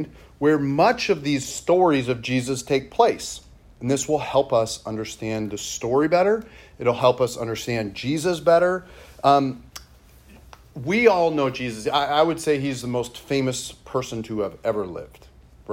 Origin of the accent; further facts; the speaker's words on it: Monroe, United States; I'm from Monroe